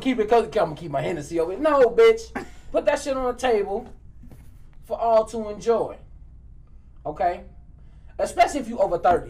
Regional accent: Maywood, Illinois, United States; I'm from Maywood too

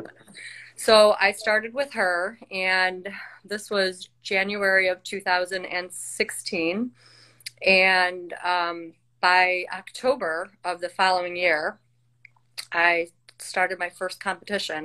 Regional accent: Chicago, Illinois, United States; I am from Chicagoland area.

